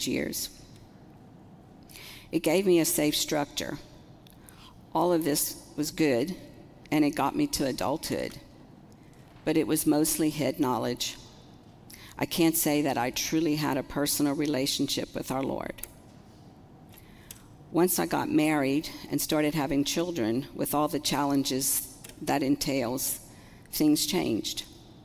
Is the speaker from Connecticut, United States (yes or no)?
no; Houma, Louisiana, United States; moved away as an adult; also born or lived in Lafayette, Louisiana; now in Ville Platte, United States; I'm actually from Houma, born and raised, and grew up in a very large Catholic family.